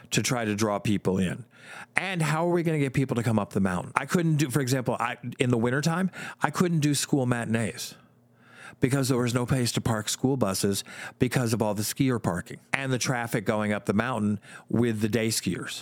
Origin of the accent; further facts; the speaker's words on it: New Jersey, United States; moved away as an adult; also born or lived in Michigan; I grew up in Jersey